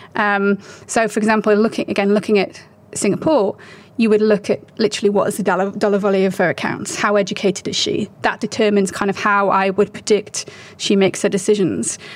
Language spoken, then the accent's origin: English; United Kingdom; moved away as an adult; also born or lived in China; I'm British. I was raised in the UK